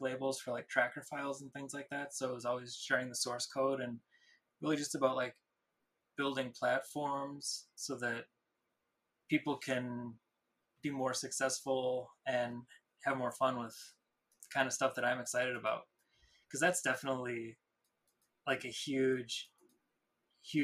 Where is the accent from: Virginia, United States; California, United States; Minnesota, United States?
Minnesota, United States; Minneapolis; I grew up in Minneapolis